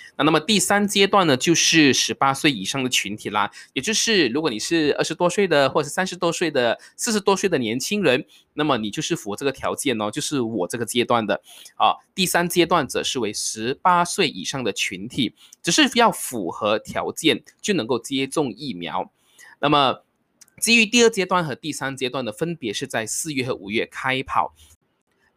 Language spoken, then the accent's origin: Chinese; Malaysia; 我是马来西亚人